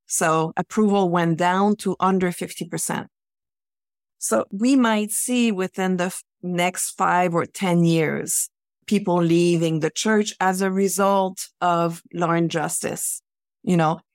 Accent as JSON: {"language": "English", "region": "Quebec", "country": "Canada", "tie": "born or raised there", "said": "I grew up in Quebec in the nineteen seventies"}